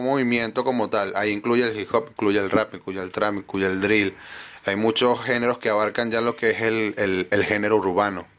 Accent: Cabudare, Lara, Venezuela; moved away as an adult; also born or lived in Maracaibo, Venezuela; now in Chile; Barquisimeto como tal, yo soy de Caudare.

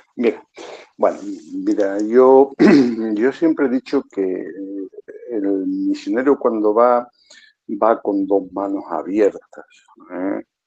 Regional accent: Extremadura, Spain; moved away as an adult; also born or lived in Zimbabwe; Yo soy extremeño, y bueno, los extremeños tenemos fama de que, de que no sabemos hablar muy bien, ¿no? nos comemos mucho las palabras

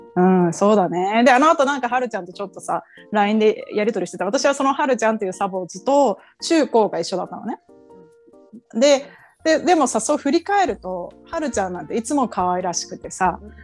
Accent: Japan; moved away as an adult; now in United States; 日本ので生まれ育った

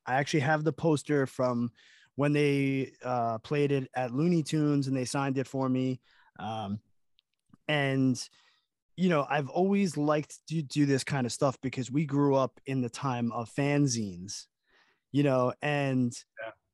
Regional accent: Long Island, New York, United States; We're from Long Island

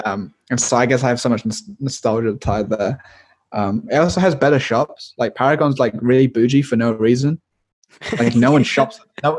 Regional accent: Malaysia; It's just like, this is just the, just because I'm like Malaysian Chinese.

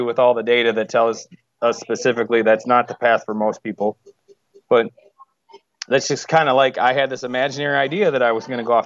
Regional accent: Wisconsin, United States; moved away; also born or lived in Chicago, Illinois / West Coast; I'm from Wisconsin

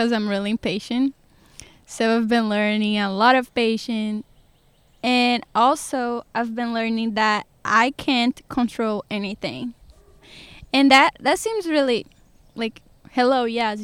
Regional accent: Sergipe, Brazil; English is a second language; moved away as an adult; now in Georgia, United States; I'm from the smallest state in Brazil, which it is Sergipe.

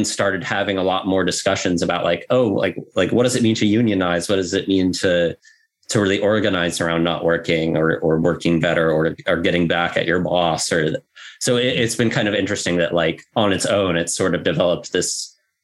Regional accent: Idaho, United States; I come from Idaho, which is not a hub of activity of any sort

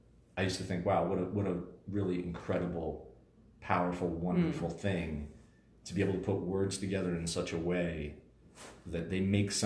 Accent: Philadelphia, Pennsylvania, United States; now in Denver, United States; I was born and raised in Northeast Philadelphia. Neither my parents graduated high school.

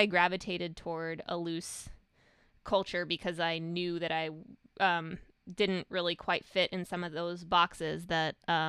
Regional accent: Russia; moved away; I'm not a prototypical immigrant because I, you know, I'm from Russia, which there's not that many Russian immigrants.

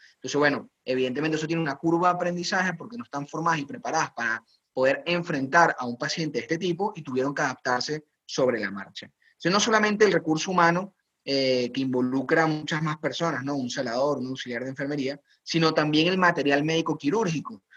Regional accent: Venezuela; moved away as an adult; now in Spain; Como médico venezolano, crecí en una estructura eh, sanitaria bastante precaria

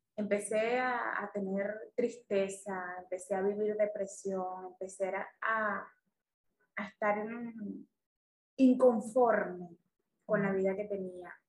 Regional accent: Venezuela; yo soy una venezolana de 42 años

